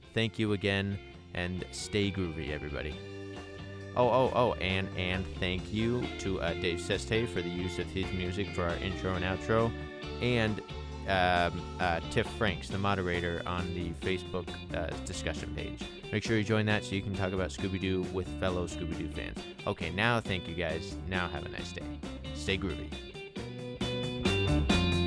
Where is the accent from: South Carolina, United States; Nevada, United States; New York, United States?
Nevada, United States; Las Vegas; also born or lived in Henderson, Nevada / Utah; I was born and raised in Las Vegas and Henderson, Nevada. I'm still here